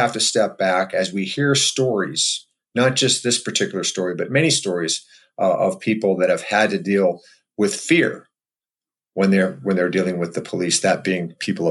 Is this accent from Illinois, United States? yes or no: yes; Waukegan, Illinois, United States; where I grew up in Waukegan, Illinois.